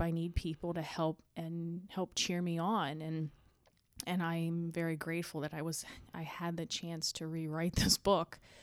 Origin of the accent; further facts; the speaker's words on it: the Eastern Shore, Maryland, United States; we grew up in Maryland, the Eastern Shore